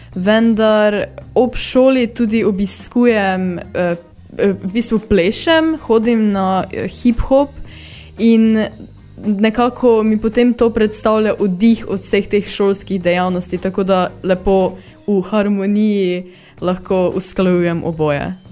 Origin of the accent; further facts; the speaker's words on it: Rakičan, Mura, Slovenia; prihajam iz Rakičana.